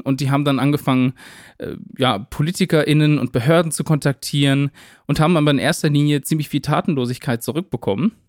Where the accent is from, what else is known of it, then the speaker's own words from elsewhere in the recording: near Winnenden, Baden-Württemberg, Germany; in Winnenden. Also das ist ja eine Kleinstadt ganz in der Nähe von meiner Heimat.